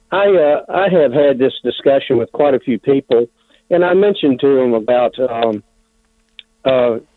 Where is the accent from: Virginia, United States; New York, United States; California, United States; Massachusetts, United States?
Virginia, United States; Richmond; now in North Carolina, United States; I grew up in Richmond, too, uh, for about 10 years. Um, my dad was a pastor there.